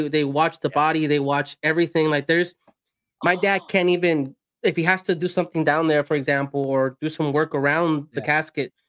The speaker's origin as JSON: {"language": "English", "country": "El Salvador", "said": "I'm from El Salvador"}